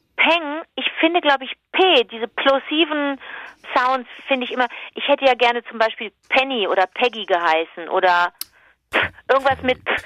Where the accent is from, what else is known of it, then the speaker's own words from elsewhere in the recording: Cologne, North Rhine-Westphalia, Germany; da fühlst du dich natürlich als Kölnerin